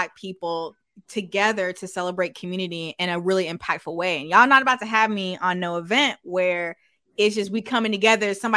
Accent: Texas, United States; also born or lived in Minnesota; now in Minneapolis, United States; I'm actually from Texas

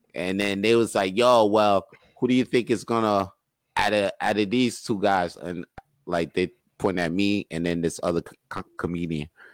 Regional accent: New York, United States; I'm from New York

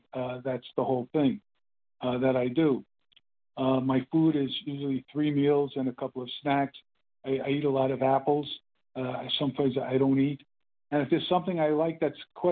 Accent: Brooklyn, New York, United States; now in California, United States; I'm in California now, and I grew up in Brooklyn, New York

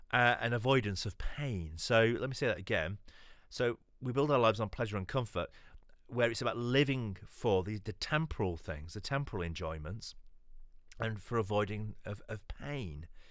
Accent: London, United Kingdom; I'm from East London. I lead a church over here in East London

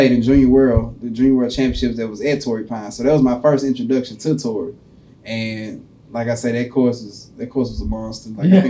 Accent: Bermuda; I grew up on Bermuda, so that's what I'm... That's my home.

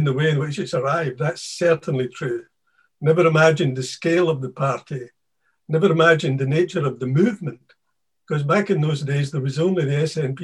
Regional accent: Maybole, Scotland, United Kingdom; I was born in the little town of Maybole, the capital of Carrick in Ayrshire, quite a few years ago. And I grew up with my mum and dad. My mum and dad had a wee baker's business next to the town hall there

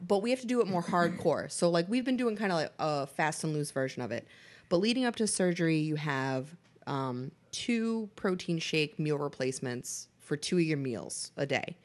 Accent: Boston, Massachusetts, United States; I am from Boston

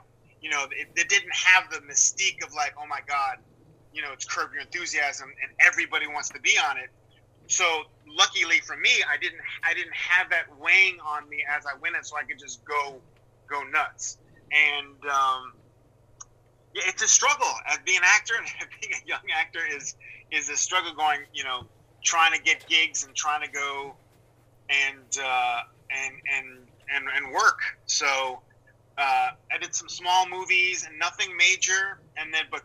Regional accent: Chappaqua, New York, United States; moved away; I'm from Chappaqua, New York

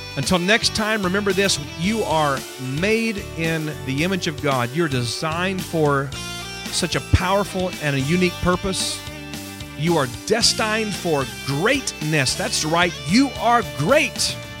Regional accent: Houston, Texas, United States; moved away; it's my hometown where I grew up

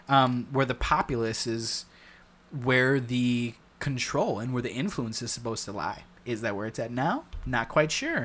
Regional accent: United States; as an American

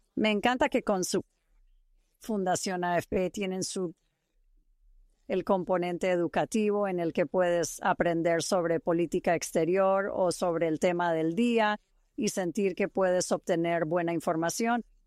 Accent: East Bay, San Francisco, California, United States; moved away as an adult; also born or lived in Utah / Eastern Washington / Pennsylvania / Idaho; now in Saratoga Springs, United States; Crecí en la bahía este de San Francisco

